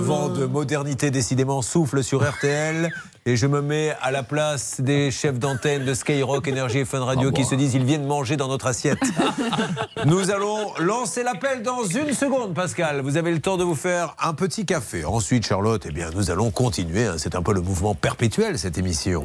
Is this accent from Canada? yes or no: no; Bordeaux, Nouvelle-Aquitaine, France; je suis de Bordeaux